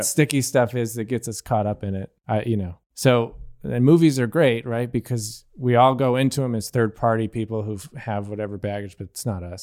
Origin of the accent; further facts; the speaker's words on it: Gerry, New York, United States; now in Buffalo, United States; in my hometown, which is Gary, New York